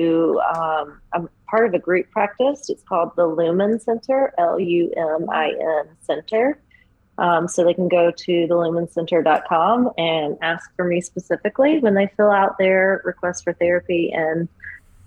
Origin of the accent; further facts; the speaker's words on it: Lexington, United States; I grew up in Lexington